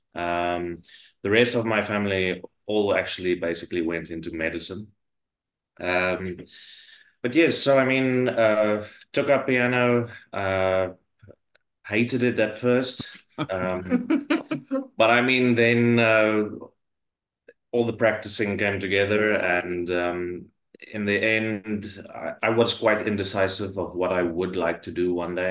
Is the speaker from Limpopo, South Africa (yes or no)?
no; Pretoria, Gauteng, South Africa; now in Glasgow, United Kingdom; I'm I'm from South Africa originally. Um, I was born in Pretoria